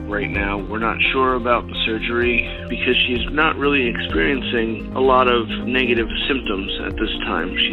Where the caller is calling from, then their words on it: Philadelphia, Pennsylvania, United States; I'm calling from Greater Philadelphia, Pennsylvania.